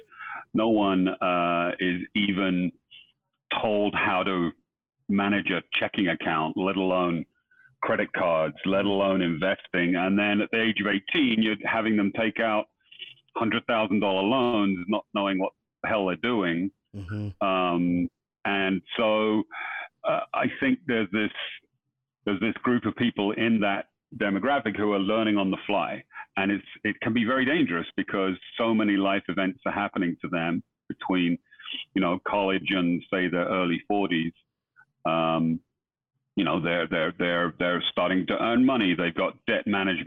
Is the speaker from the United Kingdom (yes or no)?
yes; London, United Kingdom; moved away as an adult; now in United States; I was born and brought up in London. I came over here, 30 years ago, probably.